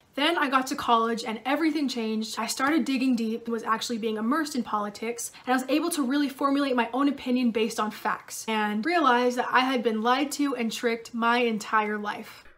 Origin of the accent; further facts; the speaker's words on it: San Diego, California, United States; moved away as an adult; also born or lived in Idaho; I was born and raised in San Diego in a very liberal town